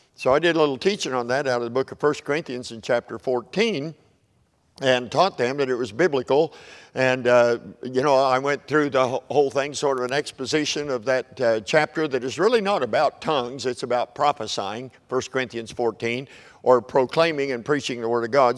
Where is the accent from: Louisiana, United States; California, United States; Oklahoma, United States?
Oklahoma, United States; I'm from Oklahoma, so we're a little far to the Southwest to be called Southerners